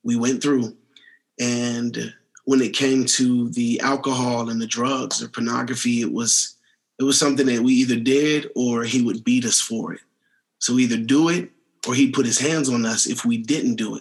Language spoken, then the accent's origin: English; Washington, District of Columbia, United States; now in Colorado Springs, United States; I was born in Washington, D.C. at the age of 5 months old